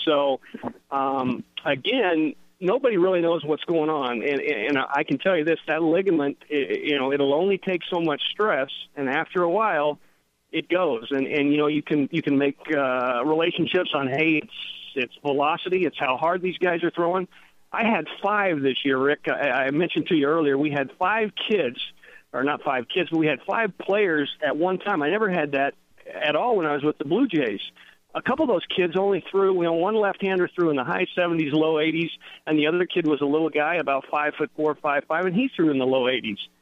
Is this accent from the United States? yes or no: yes; Oregon, United States; moved away; We're originally from the West Coast, from Oregon